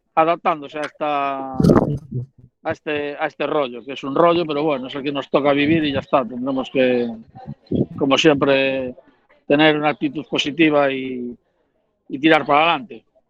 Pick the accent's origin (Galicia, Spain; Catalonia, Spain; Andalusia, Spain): Galicia, Spain; A Coruña; now in Coirós, Spain; soy de La Coruña, pero realmente vivo en Coirós